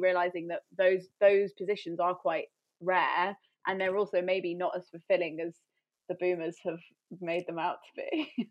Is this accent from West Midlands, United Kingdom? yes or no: yes; Coventry, West Midlands, United Kingdom; moved away as an adult; also born or lived in London; I ended up moving back to near my hometown